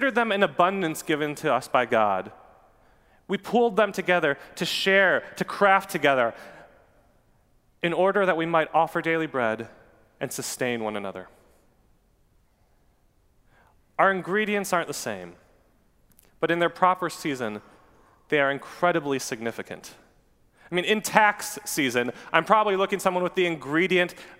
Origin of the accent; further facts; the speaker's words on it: Newburg, United States; a place called the Newburg Bakery. That's my hometown.